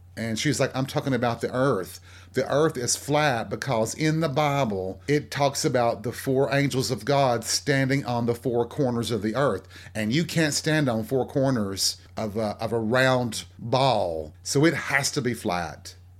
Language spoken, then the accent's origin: English; the South, United States; born or raised there